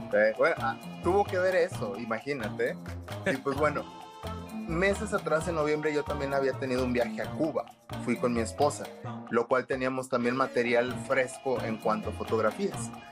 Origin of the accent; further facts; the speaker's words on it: Monterrey, Nuevo León, Mexico; soy de Monterrey, Nuevo León